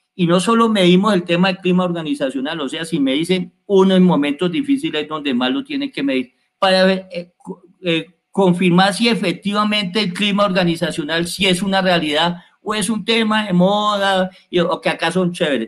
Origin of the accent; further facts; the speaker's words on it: Colombia; Nosotros los colombianos